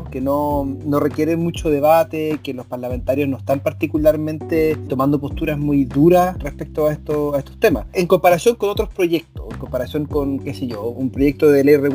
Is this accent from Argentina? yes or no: no; Chile; Yo soy de La Pampa, del Coirón, del otro extremo de Chile.